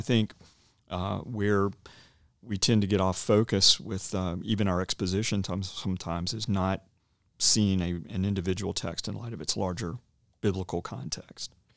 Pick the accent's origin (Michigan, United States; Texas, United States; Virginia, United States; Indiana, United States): Virginia, United States; Roanoke; also born or lived in Dallas / Cedarville; I'm from the area. I grew up in Roanoke